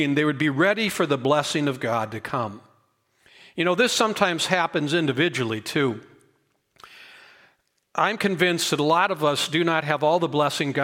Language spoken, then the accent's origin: English; Boulder, Colorado, United States; growing up in Boulder